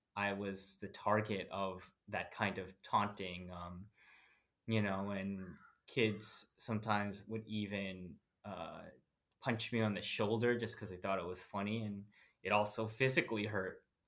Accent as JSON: {"language": "English", "region": "New Jersey", "country": "United States", "tie": "born or raised there", "moved": "as an adult", "lives_now": "Portland, Oregon, United States", "said": "I grew up in New Jersey, I am the son of two Filipino immigrants"}